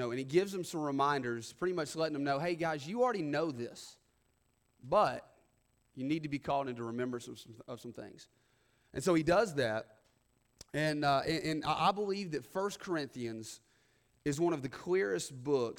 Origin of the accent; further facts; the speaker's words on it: the South, United States; we have this thing in the South where people still go to church oftentimes